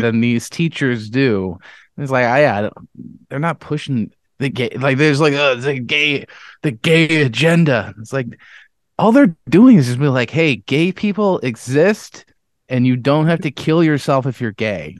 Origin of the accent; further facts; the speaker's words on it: Webster, New York, United States; I was from Webster